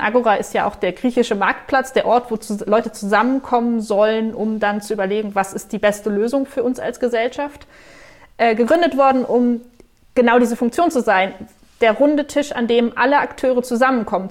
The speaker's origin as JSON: {"language": "German", "country": "Germany", "said": "als Deutsche"}